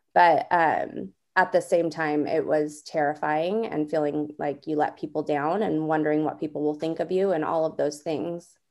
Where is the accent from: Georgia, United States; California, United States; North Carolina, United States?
California, United States; Southern; moved away as an adult; now in Northern California, United States; I'm originally from Southern California